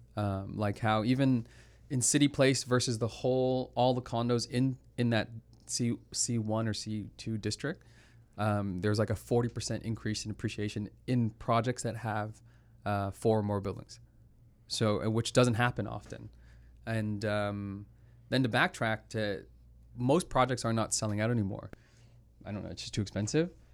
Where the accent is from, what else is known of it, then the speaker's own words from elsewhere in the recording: Toronto, Ontario, Canada; I'm from Toronto